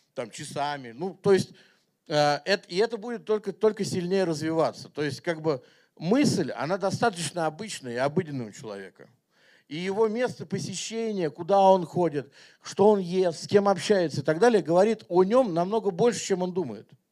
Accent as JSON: {"language": "Russian", "region": "Moscow", "country": "Russia", "tie": "born or raised there", "said": "я как бы вырос и родился в Москве"}